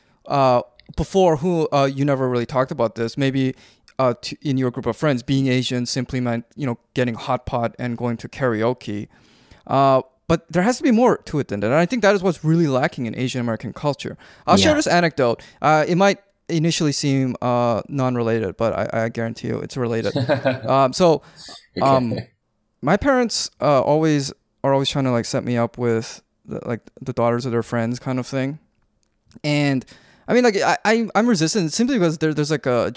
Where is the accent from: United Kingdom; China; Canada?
Canada; we grew up in Canada